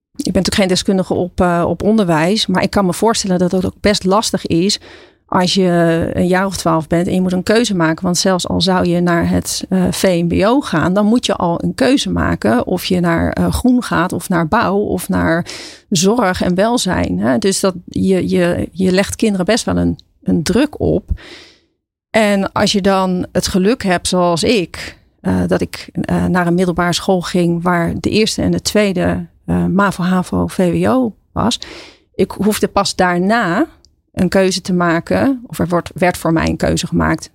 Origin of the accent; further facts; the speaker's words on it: Katwijk, South Holland, Netherlands; moved away as an adult; also born or lived in Leiden; now in Gorinchem, Netherlands; Ik ben in eh, Katwijk aan Zee opgegroeid. Ik ben geboren in Leiden.